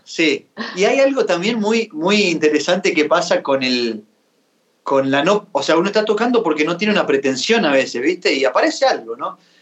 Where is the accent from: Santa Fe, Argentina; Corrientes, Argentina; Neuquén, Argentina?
Santa Fe, Argentina; Y Fede es un amigo de mi pueblo, es bien santafesina la canción, porque León este, Fede, yo, todo allá